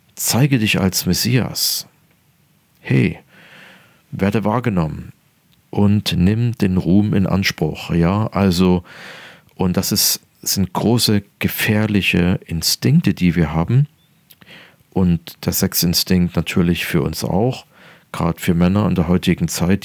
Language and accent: German; near Dresden, Saxony, Germany; Ich bin geboren in der Nähe von Dresden